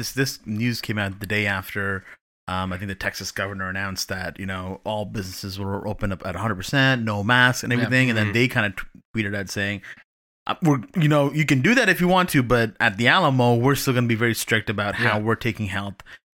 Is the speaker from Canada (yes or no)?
yes; Canada; as a Canadian